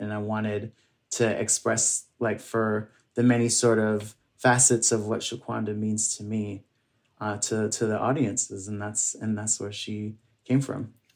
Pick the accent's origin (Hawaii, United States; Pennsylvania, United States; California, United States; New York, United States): New York, United States; New York City; my family's from um, Barbados, and uh, I grew up here in New York City